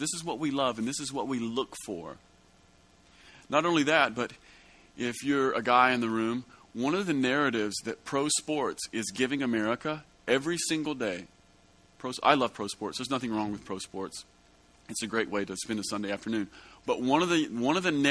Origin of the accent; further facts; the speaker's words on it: United States; As an American